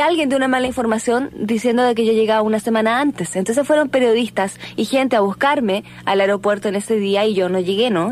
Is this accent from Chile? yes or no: yes; Chile; yo vengo de mi país de Chile